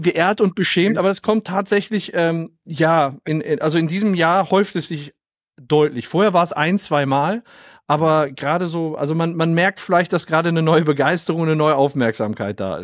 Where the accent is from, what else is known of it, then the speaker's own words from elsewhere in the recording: Oberhausen, North Rhine-Westphalia, Germany; ich komm aus Oberhausen im Ruhrgebiet